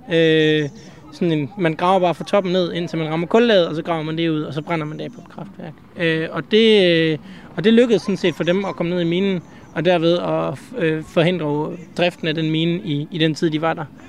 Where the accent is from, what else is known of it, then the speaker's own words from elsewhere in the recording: Aarhus, Central Denmark Region, Denmark; jeg kommer fra Aarhus og bor sådan set også i Aarhus